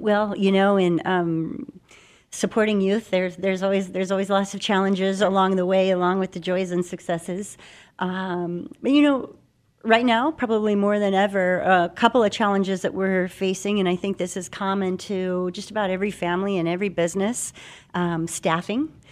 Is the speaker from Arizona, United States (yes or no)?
yes; Phoenix, Arizona, United States; I'm a Phoenix native. I grew up here in Arizona.